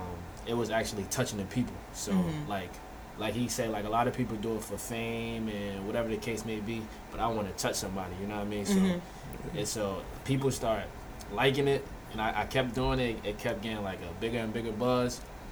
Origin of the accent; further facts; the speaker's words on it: Florida, United States; born there; English is a second language; also born or lived in Haiti; So I was born in Florida.